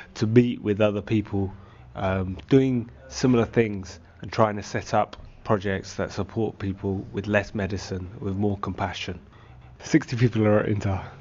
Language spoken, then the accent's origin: English; London, United Kingdom; now in West Yorkshire, United Kingdom; I'm living in West Yorkshire. I'm from London originally.